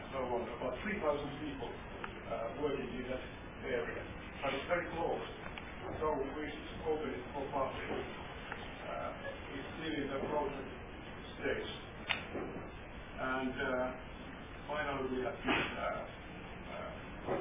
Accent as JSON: {"language": "English", "town": "Tampere", "region": "Pirkanmaa", "country": "Finland", "tie": "born or raised there", "said": "my hometown, Tampere"}